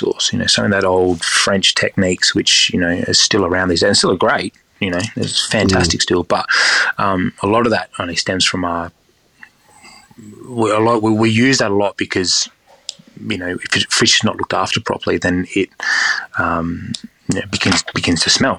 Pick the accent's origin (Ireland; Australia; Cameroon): Australia; Stirling, South Australia; I grew up in Stirling, so that's the reason why it was also in Stirling.